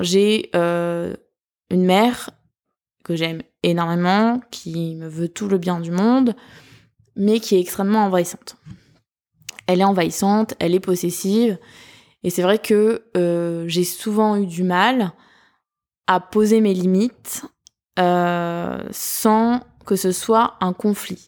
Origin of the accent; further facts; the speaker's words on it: southern France, France; accent: southern; mon accent du sud